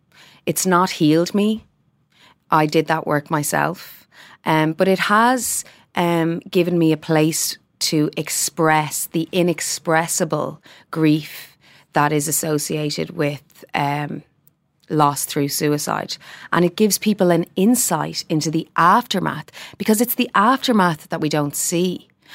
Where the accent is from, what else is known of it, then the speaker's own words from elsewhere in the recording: Ireland; and as Irish people, can we say that about ourselves?